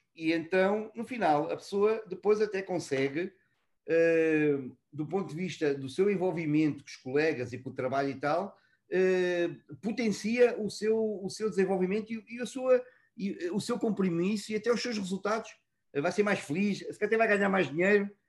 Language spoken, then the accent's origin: Portuguese; Almada, Lisbon, Portugal; moved away as an adult; also born or lived in Mozambique / Brazil / Egypt; now in Dubai, United Arab Emirates; Eu trabalho com tanto gosto uh, em Almada, eh, onde eu cresci, estudei e onde vivo em, em Portugal